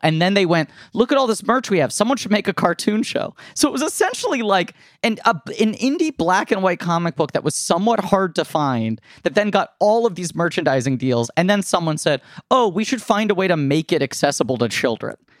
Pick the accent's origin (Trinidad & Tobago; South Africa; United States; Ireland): United States; New York City, New York; I grew up here. I'm born and raised in New York